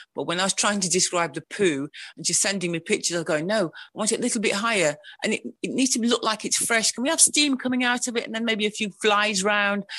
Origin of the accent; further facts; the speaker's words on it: Wolverhampton, West Midlands, United Kingdom; moved away as an adult; now in Sheffield, United Kingdom; I was educated in Wolverhampton